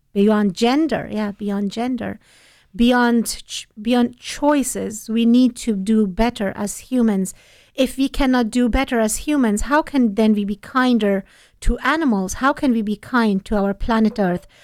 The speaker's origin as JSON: {"language": "English", "country": "Afghanistan", "moved": "yes", "said": "I'm from Afghanistan"}